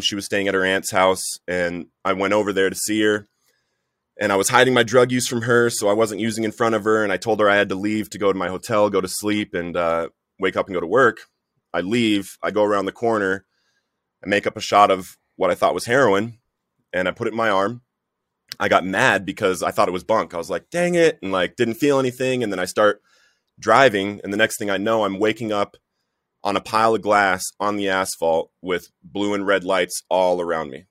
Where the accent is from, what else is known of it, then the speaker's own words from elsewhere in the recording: Littleton, Colorado, United States; I grew up in Littleton, Colorado. I went to Columbine High School